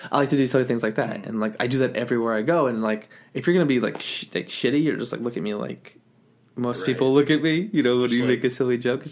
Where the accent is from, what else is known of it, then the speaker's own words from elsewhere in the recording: Utah, United States; moved away; I moved out of Utah, because I grew up in Utah.